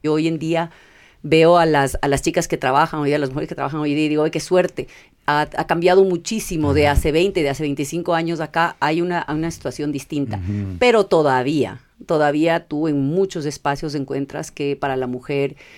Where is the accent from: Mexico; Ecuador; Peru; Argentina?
Ecuador; also born or lived in California, United States; yo nací en California, vine al Ecuador chiquita.